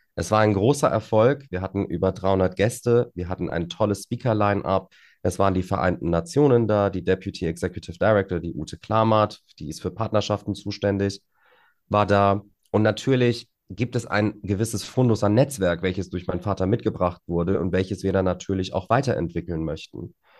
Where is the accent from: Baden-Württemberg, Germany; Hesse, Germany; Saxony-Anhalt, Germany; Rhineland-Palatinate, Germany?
Hesse, Germany; Frankfurt am Main; Frankfurt ist meine Heimat, das stimmt. Natürlich habe ich da auch einen kleinen Heimvorteil, weil ich die Stadt ganz gut kenne und äh, was heißt ganz gut, ich kenne sie sehr gut, sollte ich auch, nachdem ich hier meine gesamte Kindheit und Jugend verbracht habe